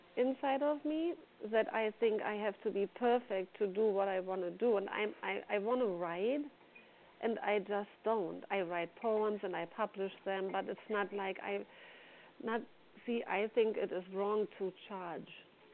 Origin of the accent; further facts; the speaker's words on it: Germany; English is a second language; From Germany.